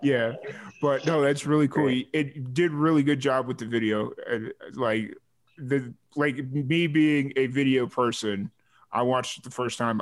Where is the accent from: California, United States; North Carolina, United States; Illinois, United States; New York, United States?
Illinois, United States; Chicago Heights; accent: Chicago; also born or lived in New Mexico; now in Texas, United States; I grew up in Chicago Heights